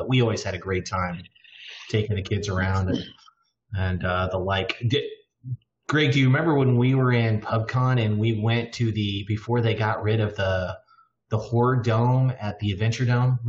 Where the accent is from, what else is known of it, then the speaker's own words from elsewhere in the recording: Kansas, United States; I grew up in Kansas.